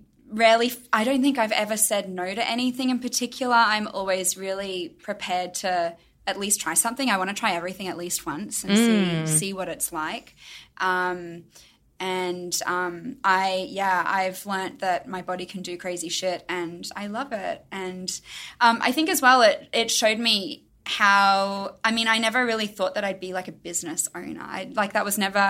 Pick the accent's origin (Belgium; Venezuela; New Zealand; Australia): Australia; Brisbane, Queensland; moved away as an adult; also born or lived in Melbourne; now in Los Angeles, United States; I lived in Melbourne, but my hometown was Brisbane in Australia.